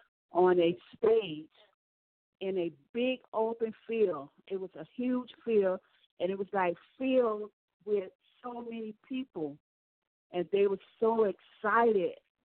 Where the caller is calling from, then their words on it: Miami, Florida, United States; from Miami.